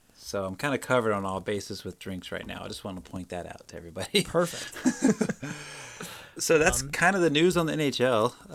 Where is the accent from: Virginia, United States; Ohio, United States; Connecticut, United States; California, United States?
Virginia, United States; Prince George; Coming to you live from my hometown, Prince George, Virginia